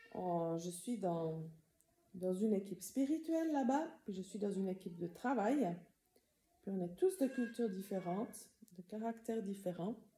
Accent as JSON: {"language": "French", "town": "Tavannes", "region": "Bern", "country": "Switzerland", "tie": "born or raised there", "moved": "as an adult", "said": "J'ai grandi à Tavannes. J'ai grandi dans la communauté de Moron"}